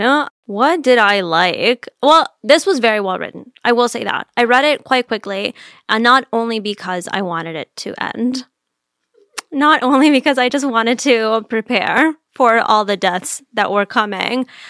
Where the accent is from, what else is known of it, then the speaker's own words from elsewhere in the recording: Miami, Florida, United States; moved away; I grew up in Miami